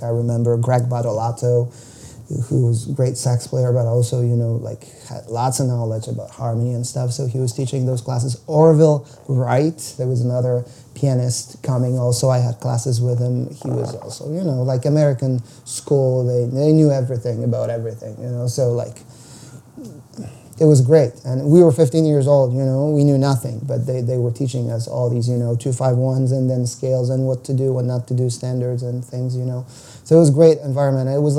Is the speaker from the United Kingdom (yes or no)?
no; Poland; moved away as an adult; also born or lived in United States / Ukraine; now in Toronto, Canada; jazz scene was non-existent in my hometown